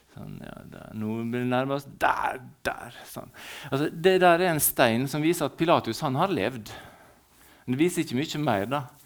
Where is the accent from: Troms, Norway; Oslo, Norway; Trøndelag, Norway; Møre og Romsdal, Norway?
Møre og Romsdal, Norway; Ålesund; also born or lived in Valderøya; Jeg er født i byen. Vi bruker å si at vi er født på Valderøya når vi er født i byen.